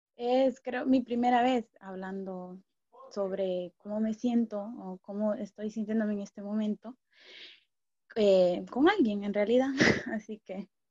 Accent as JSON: {"language": "Spanish", "country": "Honduras", "said": "me quedé en Honduras, en mi país"}